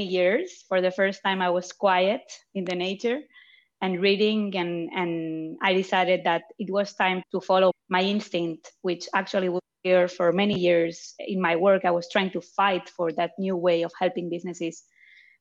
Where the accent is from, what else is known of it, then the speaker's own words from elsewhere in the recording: Barcelona, Catalonia, Spain; also born or lived in France; now in Zurich, Switzerland; I was born in France, but grew up in Barcelona and living in Zurich right now